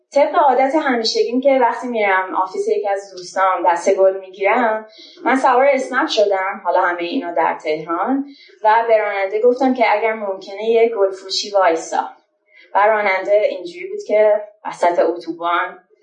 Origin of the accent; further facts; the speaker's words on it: Shiraz, Fars, Iran; moved away as an adult; now in Tehran, Iran; یه فاندر شیرازی هم که الان از تهران اومدم